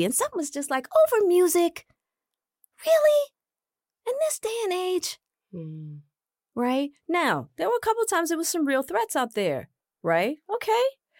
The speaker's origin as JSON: {"language": "English", "town": "Hollywood", "region": "California", "country": "United States", "said": "I'm a woman, I'm Black, and I'm from Hollywood."}